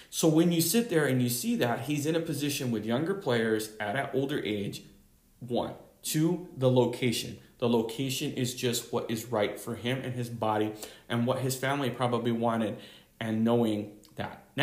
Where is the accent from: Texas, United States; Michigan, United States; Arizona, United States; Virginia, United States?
Michigan, United States; now in Massachusetts, United States; I've lived in Massachusetts for how long ever, 20 years of my life. I was born and raised in Michigan area.